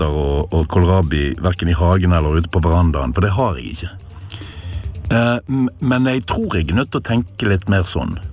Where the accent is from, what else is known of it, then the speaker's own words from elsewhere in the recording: Norway; selv om jeg er nordmann.